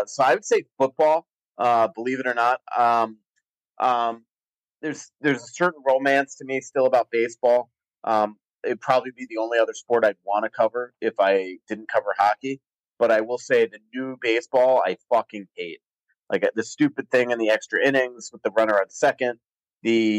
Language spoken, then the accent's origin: English; Florida, United States; now in Minnesota, United States; I grew up in Florida